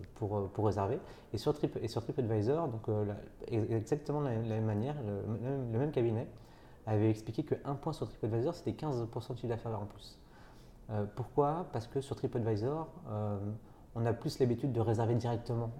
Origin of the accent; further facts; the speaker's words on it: Nantes, Pays de la Loire, France; je suis nantais d'origine